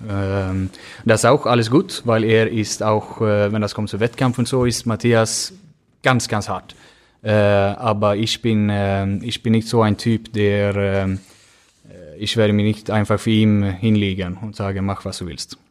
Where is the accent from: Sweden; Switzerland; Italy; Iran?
Sweden; Gothenburg, Västra Götaland; German is a second language; moved away as an adult; now in Germany; Önnered ist, wo, äh, das ist mein Heimat